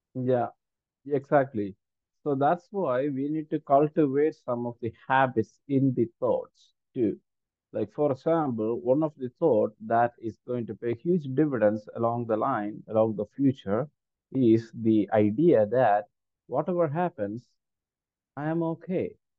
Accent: India; first language Malayalam; English is a second language; mainly English and my native language, Malayalam.

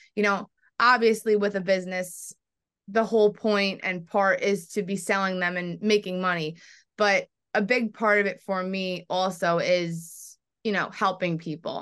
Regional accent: New York, United States; I'm from New York

